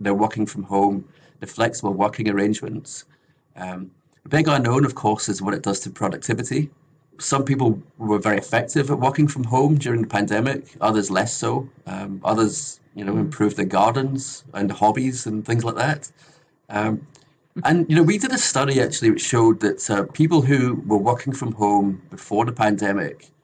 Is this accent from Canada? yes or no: no; Scotland, United Kingdom; now in Australia; So I'm from the UK originally. I'm from Scotland